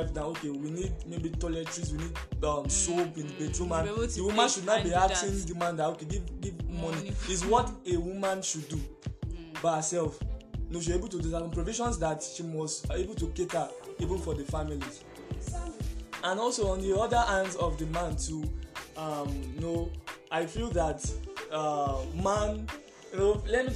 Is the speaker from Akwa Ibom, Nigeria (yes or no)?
no; Ogun State, Nigeria; I'm from Ogun State